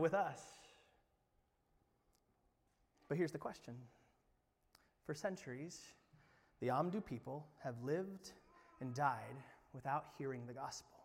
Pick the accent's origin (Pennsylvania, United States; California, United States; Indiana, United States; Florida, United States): Indiana, United States; moved away; I'm from Indiana